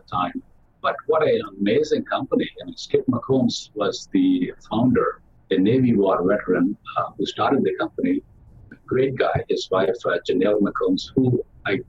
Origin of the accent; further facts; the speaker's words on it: South India, India; now in United States; I grew up in the South India with a family of six sisters